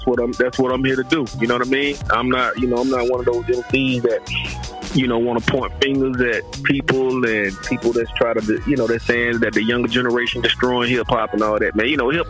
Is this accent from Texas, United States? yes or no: no; Durham, North Carolina, United States; Oh, Durham off the hook, bro.